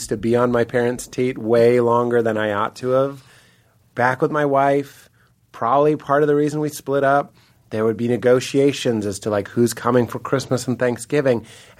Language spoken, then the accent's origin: English; Boston, Massachusetts, United States; accent: Boston; When I talk to Donnie, I use my Boston accent.